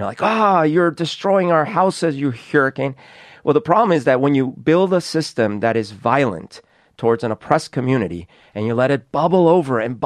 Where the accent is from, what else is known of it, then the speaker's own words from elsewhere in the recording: Colombia; now in Seattle, United States; I grew up in Colombia in a time where there was a lot of social unrest